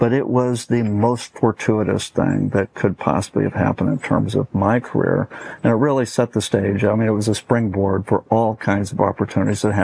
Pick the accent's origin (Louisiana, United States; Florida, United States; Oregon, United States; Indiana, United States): Oregon, United States; Portland; also born or lived in Los Angeles, California; my father took a job in Portland, Oregon, teaching in college. And so we moved to Portland, Oregon